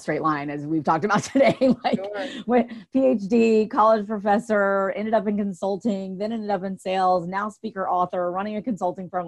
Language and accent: English; the South, United States; I grew up in the South.